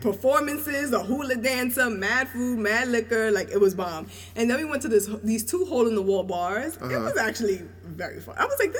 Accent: New York, United States; I'm from New York, but my family's from the Caribbean.

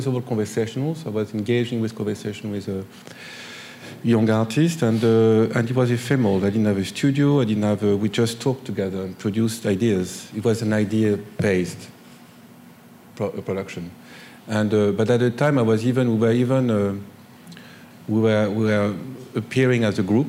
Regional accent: Grenoble, Auvergne-Rhône-Alpes, France; moved away; I grew up in Grenoble, and I went to the art school there in Grenoble

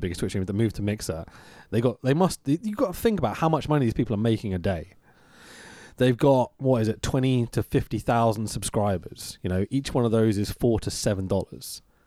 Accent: England, United Kingdom; we're English

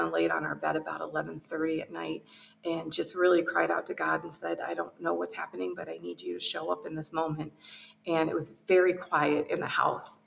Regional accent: outside of Detroit, Michigan, United States; I was raised outside of Detroit

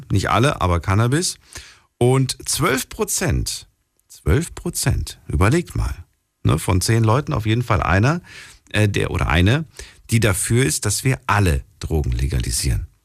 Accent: Stuttgart, Baden-Württemberg, Germany; Äh, Stuttgart.

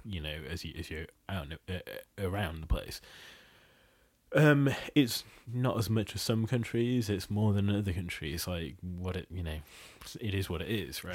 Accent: Bangladesh; moved away; I'm originally from Bangladesh

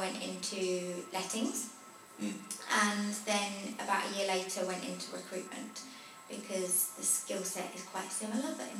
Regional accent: Potters Bar, East of England, United Kingdom; in Hertfordshire, in Potters Bar.

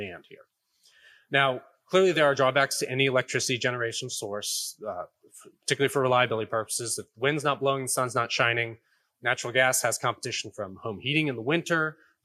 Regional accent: Texas, United States; my home state of Texas

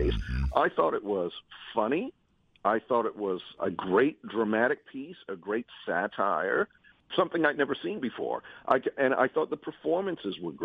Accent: Washington, District of Columbia, United States; Mornings every day in my hometown

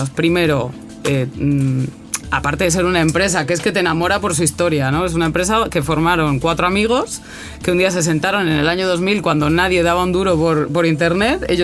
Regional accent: Mexico; moved away as an adult; also born or lived in Santander, Spain; now in Chile; En verdad nací en España, en Santander, pero cuando era pequeñita me llevaron a México por trabajo de mi padre, viví en México 27 años. Después he vuelto a España y después estando en España me acabé aquí en Chile a 14.000 kilómetros, ¿no? pensando

